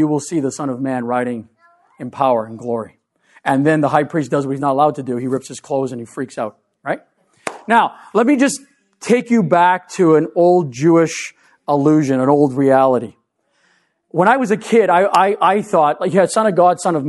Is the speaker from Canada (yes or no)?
yes; Canada; being Canadian